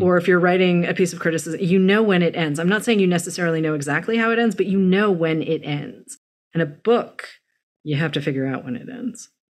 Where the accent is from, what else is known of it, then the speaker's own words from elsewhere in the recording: Massachusetts, United States; also born or lived in Los Angeles; now in New York, United States; I was born in Massachusetts